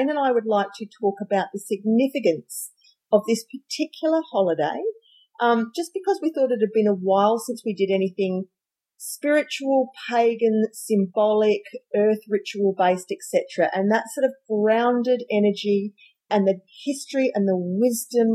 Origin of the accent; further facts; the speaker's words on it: Australia; we're Australian